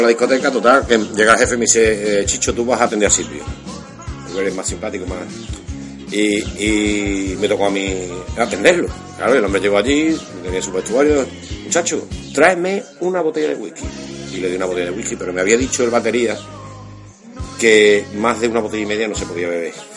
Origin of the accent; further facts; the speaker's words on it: Constantina, Andalusia, Spain; Soy de Constantina, Sevilla